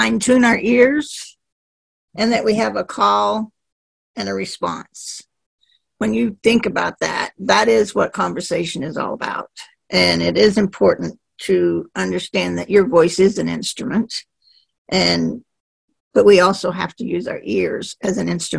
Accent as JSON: {"language": "English", "region": "Texas", "country": "United States", "said": "I'm from Texas"}